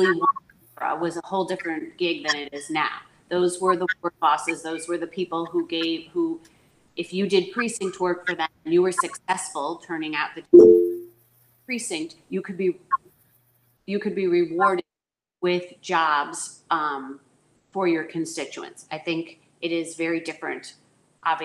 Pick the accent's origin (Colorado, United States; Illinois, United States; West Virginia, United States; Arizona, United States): Illinois, United States; Chicago; also born or lived in Connecticut / Washington, D.C.; So I born in Chicago. I grew up in Lakeview